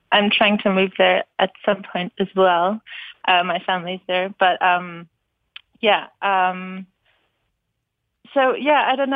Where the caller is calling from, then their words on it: Berlin, Germany; I'm actually I'm actually calling from Berlin.